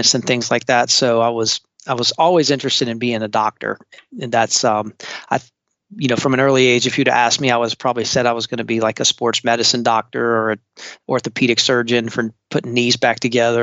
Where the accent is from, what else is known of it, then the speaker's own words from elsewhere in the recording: Charleston, South Carolina, United States; I am actually a third generation Charlestonian, which is rare nowadays. I was born and raised on James Island, still live on James Island